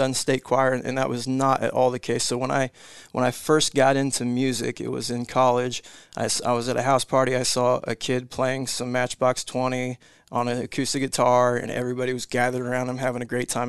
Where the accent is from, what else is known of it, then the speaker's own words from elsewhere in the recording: Bedford, Iowa, United States; also born or lived in Kansas / Colorado; kind of settled in Southwest Iowa, Bedford, Iowa, small town, about maybe 1,200 people. So that was kind of my upbringing. Like I said, bounced around a little growing up, Kansas, Colorado.